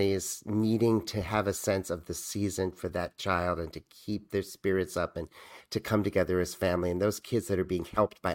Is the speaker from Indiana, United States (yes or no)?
no; Massachusetts, United States; now in New York, United States; I grew up in Massachusetts